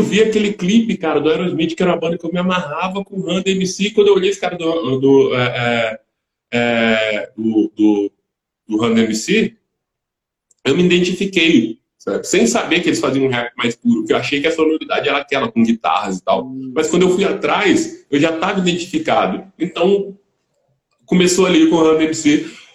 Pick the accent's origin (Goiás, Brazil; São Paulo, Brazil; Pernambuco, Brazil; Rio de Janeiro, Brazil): Rio de Janeiro, Brazil; Volta Redonda; also born or lived in Belo Horizonte; eu sou de Volta Redonda, é, interior de, do Rio